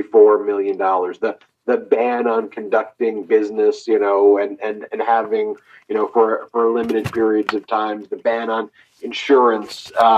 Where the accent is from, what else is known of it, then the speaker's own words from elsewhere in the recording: Long Island, New York, United States; I grew up in Long Island